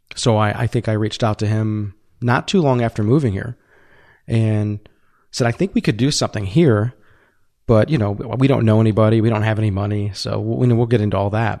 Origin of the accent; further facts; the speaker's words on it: Southeast Michigan, United States; moved away as an adult; growing up in Southeast Michigan